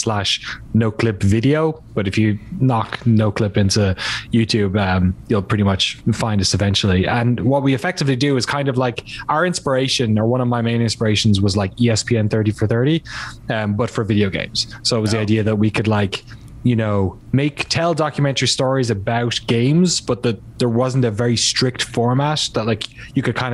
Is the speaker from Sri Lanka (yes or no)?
no; Ireland; moved away as an adult; also born or lived in London, United Kingdom / West Coast, United States; now in United States; I grew up in Ireland, in case the, you know, name and accent aren't obvious enough